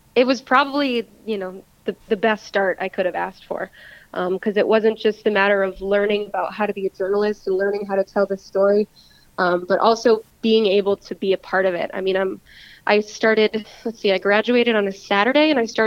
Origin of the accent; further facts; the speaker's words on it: Knoxville, Tennessee, United States; I grew up in Knoxville